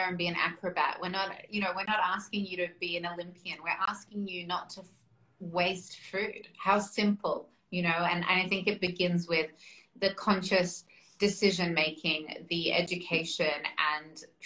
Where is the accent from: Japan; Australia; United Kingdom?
Australia; I was born in Australia, but my heritage, like my background is we're Russian